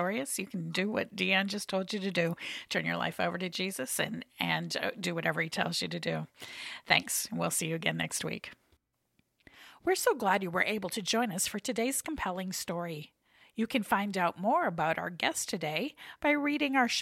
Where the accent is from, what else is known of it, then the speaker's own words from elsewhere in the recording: United States; we, as American believers